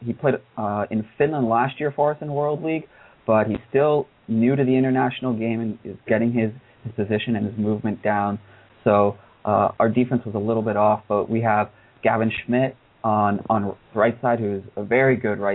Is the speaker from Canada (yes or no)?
yes; Toronto, Ontario, Canada; my hometown of Toronto